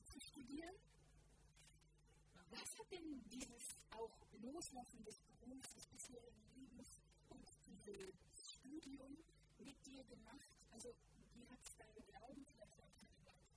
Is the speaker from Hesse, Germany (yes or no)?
no; Brandenburg, Germany; now in Hamburg, Germany; Ich bin ursprünglich in Brandenburg aufgewachsen